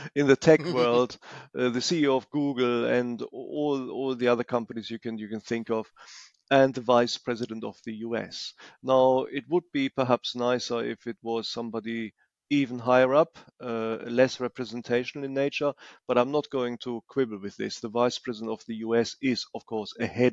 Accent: Germany; I am from Germany

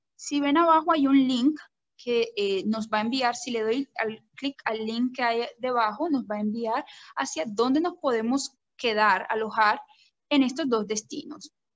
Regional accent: Colombia; now in Sri Lanka; yo soy una colombiana en estos momentos viviendo en Sri Lanka

